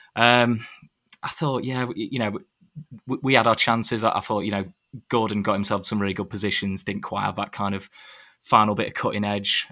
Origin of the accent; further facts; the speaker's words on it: Sheffield, Yorkshire and the Humber, United Kingdom; I grew up in Sheffield